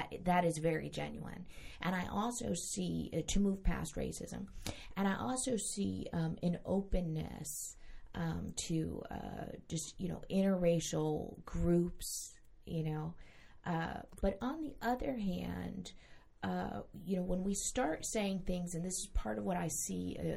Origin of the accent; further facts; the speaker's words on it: New York, United States; now in Central Florida, United States; I grew up in New York State